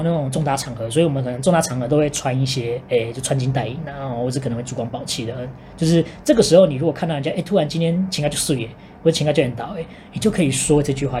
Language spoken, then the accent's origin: Chinese; Singapore; 我这新加坡人台语不好